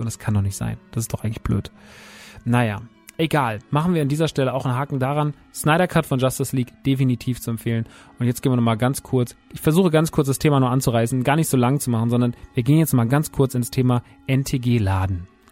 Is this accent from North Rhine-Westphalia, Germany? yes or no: no; Rodgau, Hesse, Germany; wir sind mitten im Rottgau. Wir sind mitten da, wo ich groß geworden bin